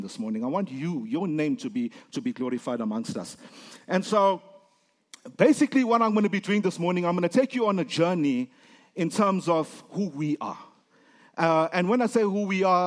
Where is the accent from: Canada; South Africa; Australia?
South Africa; I'm from Africa